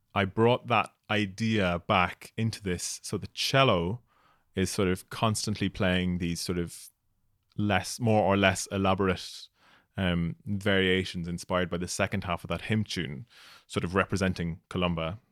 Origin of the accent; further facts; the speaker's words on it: Ireland; moved away as an adult; also born or lived in Scotland; I was going from Ireland to do my P H D in Scotland.